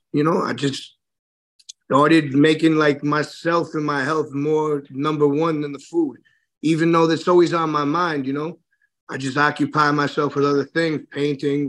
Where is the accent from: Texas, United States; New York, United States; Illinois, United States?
New York, United States; New York City; I grew up in Flushing, which is real close to Jamaica in Hollis